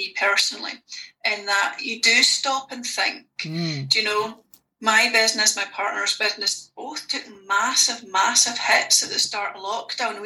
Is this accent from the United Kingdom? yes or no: yes; Oban, Scotland, United Kingdom; moved away as an adult; now in Glasgow, United Kingdom; I live in Glasgow, but I'm from Oban.